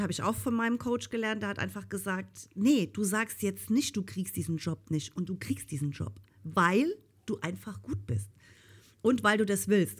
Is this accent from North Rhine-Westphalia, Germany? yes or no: no; Rhineland-Palatinate, Germany; ich komme ja aus Rheinland-Pfalz. Und ähm, eigentlich hört man das auch